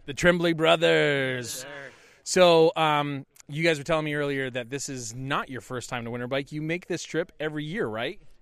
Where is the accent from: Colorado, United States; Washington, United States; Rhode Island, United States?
Colorado, United States; Golden; I'm from Golden, Colorado